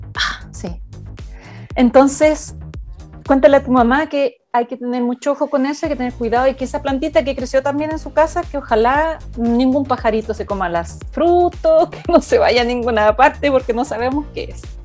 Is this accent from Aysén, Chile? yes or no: yes; Coyhaique, Aysén, Chile; moved away as an adult; also born or lived in Santiago, Chile / New Zealand; soy, soy una coyaiquina, primero que nada. Recién coyaique. Eh, hasta los 17 años